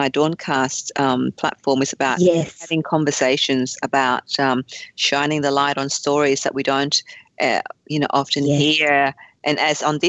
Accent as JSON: {"language": "English", "town": "Fairfield", "region": "New South Wales", "country": "Australia", "tie": "born or raised there", "also_born_or_lived": "Vietnam", "said": "I grew up in Fairfield"}